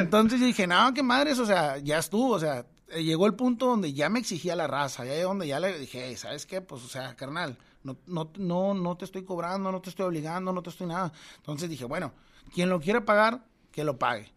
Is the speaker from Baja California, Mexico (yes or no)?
yes; Tijuana, Baja California, Mexico; moved away as an adult; now in Monterrey, Mexico; soy de Tijuana